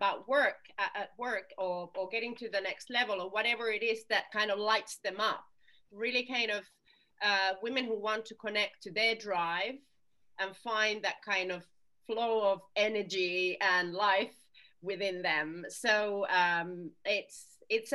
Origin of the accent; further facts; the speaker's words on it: Finland; now in United Kingdom; I'm originally from Finland, so I listen to Finnish tango